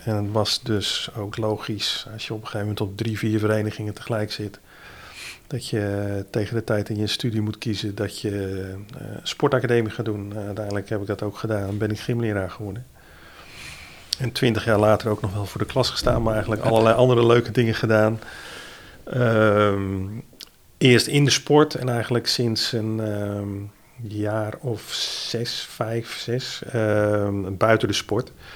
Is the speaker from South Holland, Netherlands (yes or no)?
no; Middelburg, Zeeland, Netherlands; also born or lived in Vlissingen; ik ben Zeeuw. Ik kom uit, eh, eh, uit Zeeland, geboren in Middelburg.